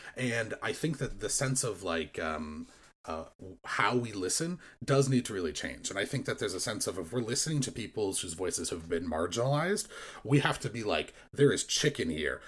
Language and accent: English; United States; growing up in American Christian culture